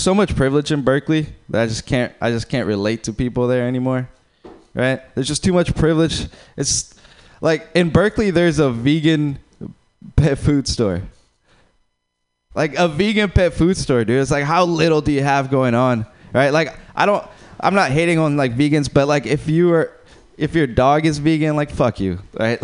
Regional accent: Uruguay; moved away; I'm from Uruguay

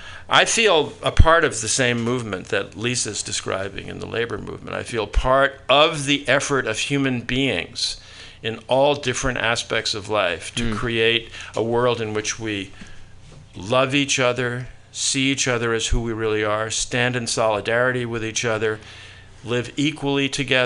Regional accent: New York, United States; I grew up in New York with my parents, no brothers and sisters

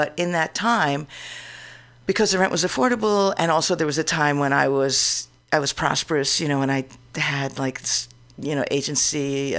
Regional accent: New York, United States; now in San Francisco, United States; Oh, well, I've been living in San Francisco for about 30 years. {S2} Yeah. {S4} But I came from New York

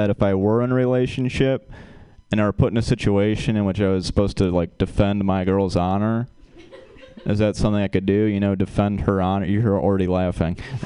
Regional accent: Michigan, United States; moved away as an adult; now in California, United States; I'm from Michigan, and we have a part of Michigan called up north

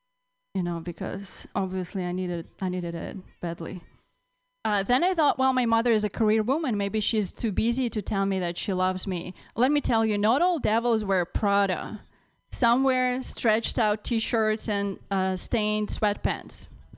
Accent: Russia; now in United States; You realize I grew up in Russia, I had no room of my own.

